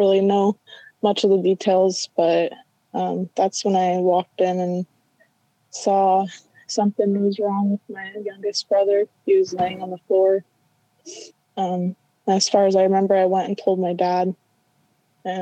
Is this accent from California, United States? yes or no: no; Vancouver, Washington, United States; we grew up in Vancouver, Washington, and just like a small like suburb kind of area